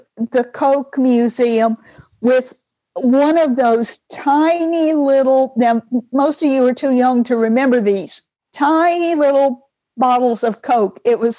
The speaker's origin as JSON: {"language": "English", "town": "Atlanta", "region": "Georgia", "country": "United States", "tie": "born or raised there", "moved": "yes", "said": "I grew up in Atlanta. That was many years back, but I have gone back a number of times since then."}